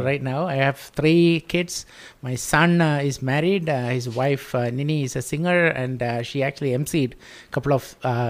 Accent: Kerala, India; now in Sugar Land, United States; So I'm originally from Kerala, India. I've been living in Sugarland for the last 27 plus years.

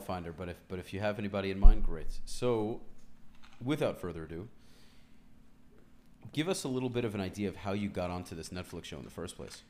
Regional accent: New York, United States; I grew up in New York, so I know.

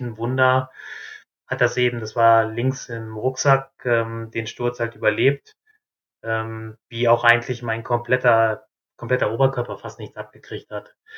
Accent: North Rhine-Westphalia, Germany; moved away as an adult; also born or lived in southern Germany; bei uns in Ostwestfalen

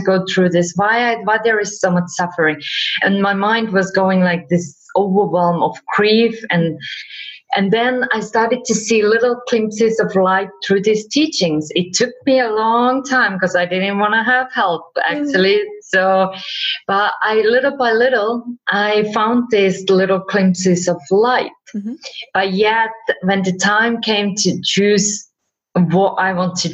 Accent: Finland; also born or lived in California; now in Spain; I live in Spain, but originally I'm from Finland

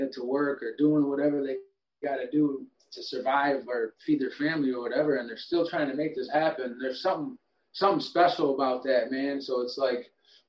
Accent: Traverse City, Michigan, United States; moved away as an adult; also born or lived in Detroit, Michigan; now in North Carolina, United States; I grew up in northern Michigan

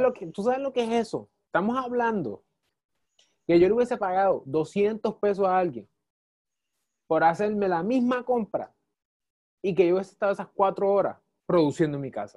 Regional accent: Puerto Rico; como puertorriqueños

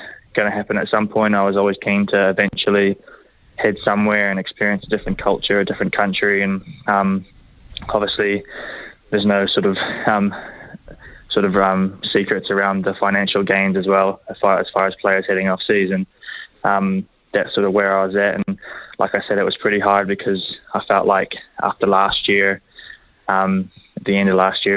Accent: Hamilton, Waikato, New Zealand; growing up, born here, and especially being at the Chiefs now

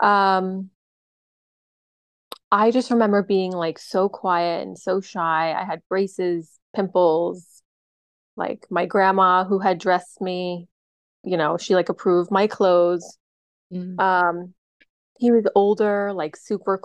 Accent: New York, United States; also born or lived in the South (US); I was from the South and I moved up to New York to live with a grandparent when I was about 8

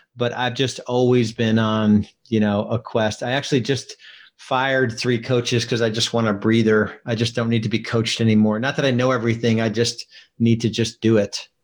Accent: New Jersey, United States; moved away as an adult; now in Charlotte, United States; I live in Charlotte, North Carolina now. When I was 28, I moved from New Jersey.

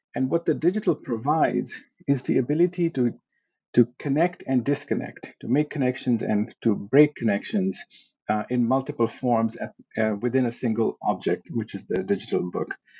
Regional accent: Pakistan; moved away as an adult; now in United States; I was born in Pakistan and I went to high school there. Then I came to the US as an undergraduate student

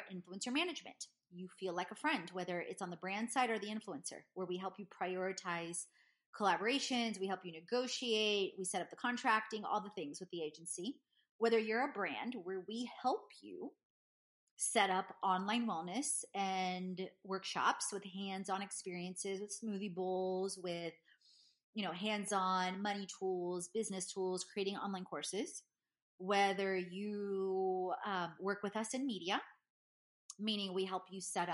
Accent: Houston, Texas, United States; I grew up in Houston, Texas, in A-Leaf.

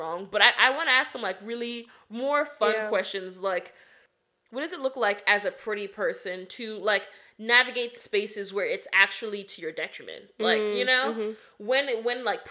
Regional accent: Nigeria; now in United States; we're from Nigeria

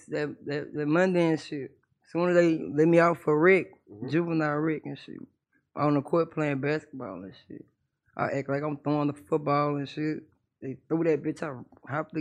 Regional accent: Baton Rouge, Louisiana, United States; I'm from Baton Rouge, Louisiana type shit. South Baton Rouge, the bottom

